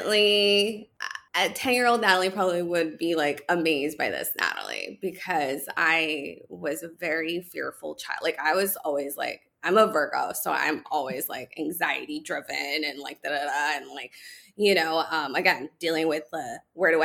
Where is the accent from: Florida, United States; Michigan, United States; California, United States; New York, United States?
California, United States; Los Angeles; I grew up like in the San Fernando Valley, Pacoima and Glendale, like totally, you know, typical Latina, like the Latino family, Mexican American, I'm first generation.